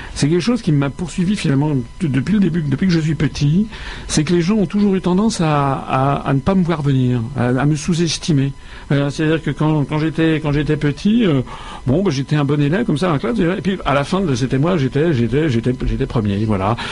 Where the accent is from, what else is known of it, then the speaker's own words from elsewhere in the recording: Paris, Île-de-France, France; je suis né à Paris.